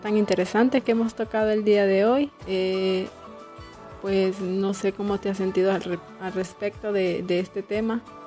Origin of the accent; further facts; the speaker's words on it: San Pedro Sula, Cortés, Honduras; now in La Esperanza, Honduras; yo soy de San Pedro Sula y yo me vine en el 2014 para aquí en la esperanza